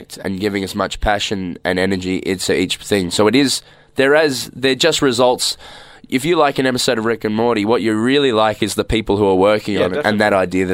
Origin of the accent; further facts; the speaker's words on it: Melbourne, Victoria, Australia; also born or lived in Ballarat; I'm from Melbourne. I grew up in Heidelberg, which is in the northeast suburbs.